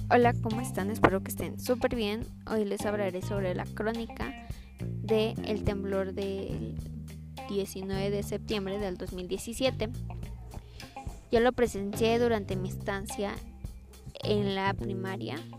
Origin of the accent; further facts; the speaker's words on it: Mexico; Yo soy de, de Coyoacán, Estado de México